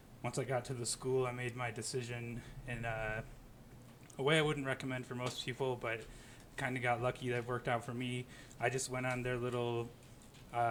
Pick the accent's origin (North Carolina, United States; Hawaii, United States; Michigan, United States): Michigan, United States; Hillsdale County, southern; moved away as an adult; also born or lived in Detroit, Michigan; now in Aurora, United States; I'm from Hillsdale County, if you know where that is, southern Michigan